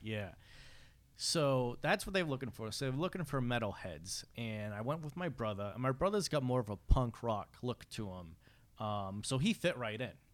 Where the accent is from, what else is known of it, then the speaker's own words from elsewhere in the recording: Fall River, Massachusetts, United States; I'm from Fall River